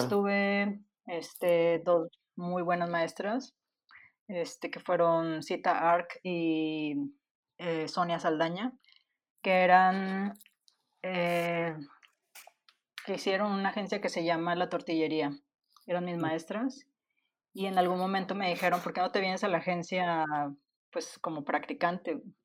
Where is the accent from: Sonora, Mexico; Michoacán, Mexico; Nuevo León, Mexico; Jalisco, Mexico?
Nuevo León, Mexico; Monterrey; soy de Monterrey